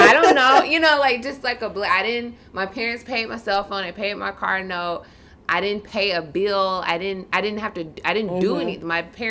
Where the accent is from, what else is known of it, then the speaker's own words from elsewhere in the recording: United States; being Black American, I guess. Like, being born here